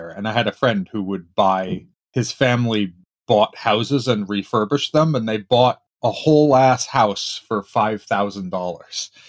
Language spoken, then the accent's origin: English; Dobbs Ferry, New York, United States; moved away as an adult; also born or lived in San Francisco / Brooklyn / Pittsburgh; now in Redmond, United States; And so we lived in Brooklyn for another three years, but I mostly don't remember that. And then we moved to Westchester, um, to Dobbs Ferry, which is one of the sort of Hudson River towns. Yeah. Um, and I that's basically where I grew up.